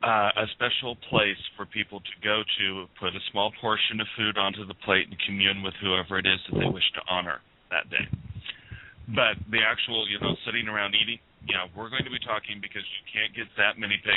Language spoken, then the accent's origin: English; Yuma, Colorado, United States; now in Nebraska, United States; my hometown of Yuma, Colorado